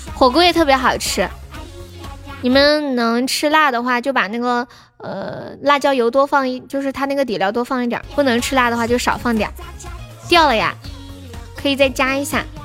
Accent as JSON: {"language": "Chinese", "region": "Sichuan", "country": "China", "said": "我是四川的"}